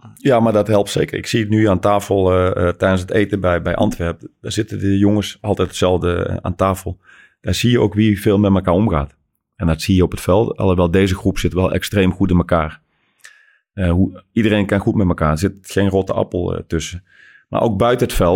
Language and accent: Dutch; Netherlands; als Nederlanders